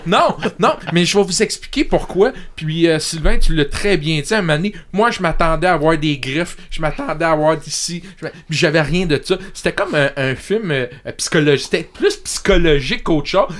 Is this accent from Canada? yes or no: yes; Montreal, Quebec, Canada; je viens de Montréal